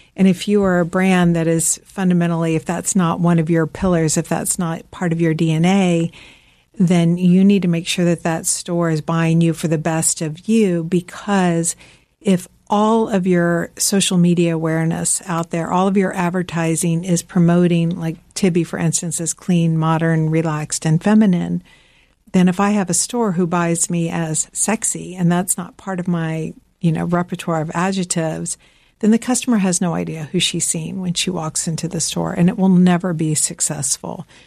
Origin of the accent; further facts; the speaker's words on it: Georgia, United States; also born or lived in Midwest; now in Greenwich, Connecticut, United States; I'm from the South